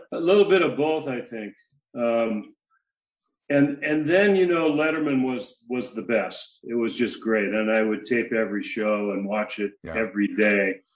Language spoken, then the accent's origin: English; Spanaway, Washington, United States; moved away; also born or lived in Seattle area / San Diego; I hail from Tacoma, Washington, actually about 10 miles south of Tacoma, Spanaway